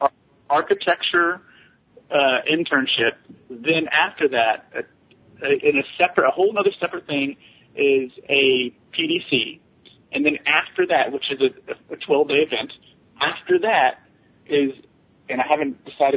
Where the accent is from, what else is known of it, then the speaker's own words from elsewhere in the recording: Texas, United States; I'm from Texas